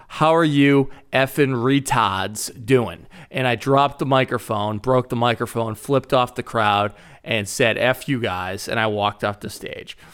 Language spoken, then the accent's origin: English; Boston, Massachusetts, United States; accent: thick Boston; moved away as an adult; also born or lived in Chicago / Iowa; grew up in Boston, Massachusetts, and I, growing up, I didn't think I had a really thick Boston accent.